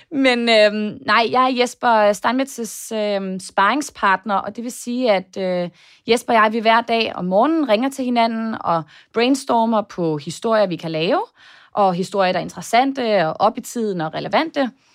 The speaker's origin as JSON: {"language": "Danish", "country": "Denmark", "moved": "yes", "lives_now": "United States", "said": "hjemme i Danmark"}